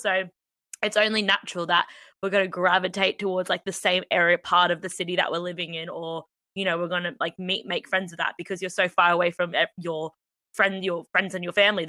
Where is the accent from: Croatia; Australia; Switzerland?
Australia; moved away as an adult; now in London, United Kingdom; No, I'm Australian.